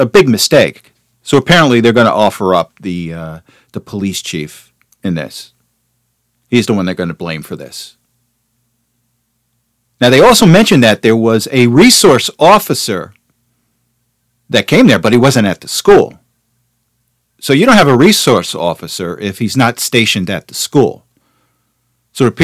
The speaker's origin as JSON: {"language": "English", "town": "Teaneck", "region": "New Jersey", "country": "United States", "tie": "born or raised there", "said": "I grew up in Teaneck"}